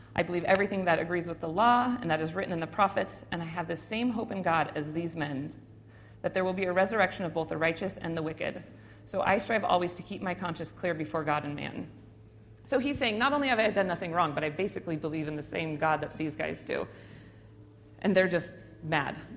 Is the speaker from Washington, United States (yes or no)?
yes; Spokane, Washington, United States; I grew up on the South Hill, but I end up in an area I didn't even know was a part of Spokane